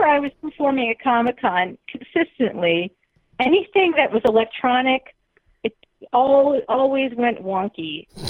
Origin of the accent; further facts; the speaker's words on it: Boston, Massachusetts, United States; accent: Boston; my Boston accent